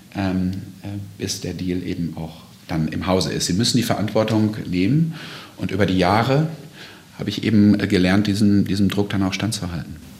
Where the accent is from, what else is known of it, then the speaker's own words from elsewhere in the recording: North Rhine-Westphalia, Germany; moved away as an adult; now in United States; ich komme ja aus Westfalen